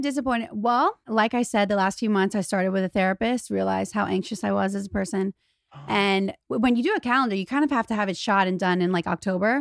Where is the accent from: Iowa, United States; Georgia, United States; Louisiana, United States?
Louisiana, United States; moved away as an adult; now in Los Angeles, United States; I'm from Louisiana. I'm not even from a place where rich people are around